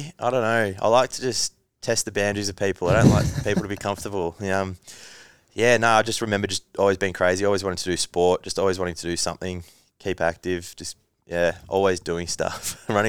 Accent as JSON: {"language": "English", "town": "Langwarrin", "region": "Victoria", "country": "Australia", "tie": "born or raised there", "also_born_or_lived": "Frankston", "said": "Yes, whole life. Langwarrin. Moved to Frankston when I was like 12, maybe."}